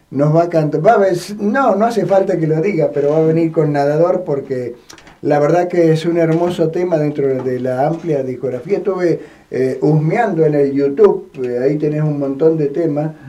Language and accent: Spanish; Argentina; yo soy criollo, argentino, católico y peronista